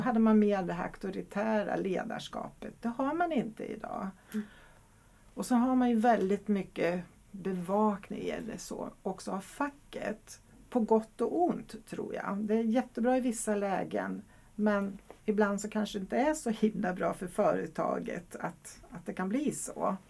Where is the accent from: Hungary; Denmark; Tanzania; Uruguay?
Hungary; now in Sweden; jag kommer faktiskt från Ungern och så är jag gift med en holländare